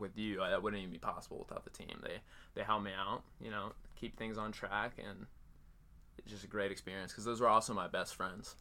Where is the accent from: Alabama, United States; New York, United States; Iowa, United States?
Iowa, United States; Cedar Falls; I grew up in Iowa, Cedar Falls, still live there right now.